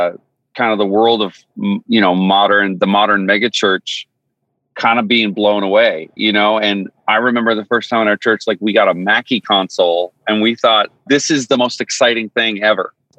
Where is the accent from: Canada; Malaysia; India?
Canada; Newfoundland and Labrador; moved away as an adult; I grew up in Newfoundland, Canada. And so I lived there for 20 years, born and raised.